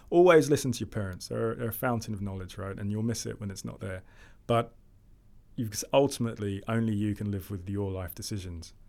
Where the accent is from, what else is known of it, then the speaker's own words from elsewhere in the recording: London, United Kingdom; I grew up in Lewisham, Southeast London